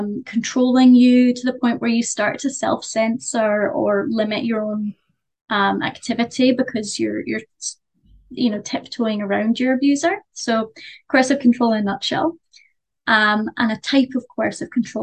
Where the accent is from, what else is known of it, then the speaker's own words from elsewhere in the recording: Glasgow, Scotland, United Kingdom; I'm from Glasgow